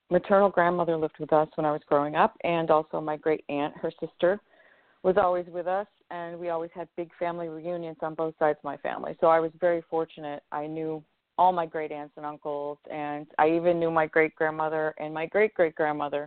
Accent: Sullivan, New York, United States; also born or lived in Syracuse, New York / Fayetteville, New York / Chittenango, New York; I ended up going to the town of Sullivan and grew up across from the enlarged Erie Canal

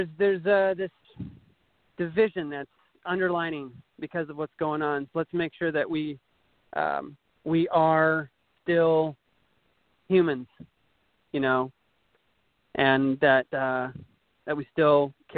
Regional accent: rural Minnesota, United States; moved away; I was born in rural Minnesota, about 3 hours northwest of Minneapolis, St. Paul

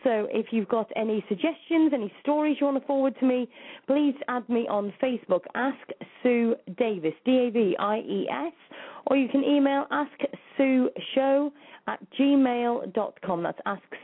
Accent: United Kingdom; the UK, so it's not even in my home country

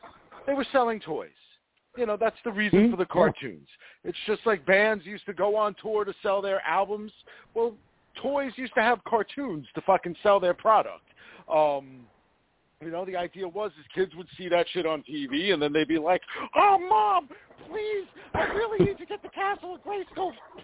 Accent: the New York area, United States; like a boy growing up in the New York area.

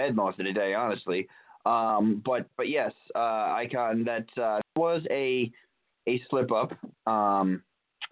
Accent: Albany, New York, United States; in my hometown of Albany, New York

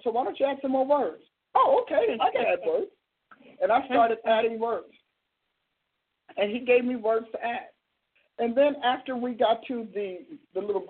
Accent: Newark, New Jersey, United States; I'm from Newark, New Jersey

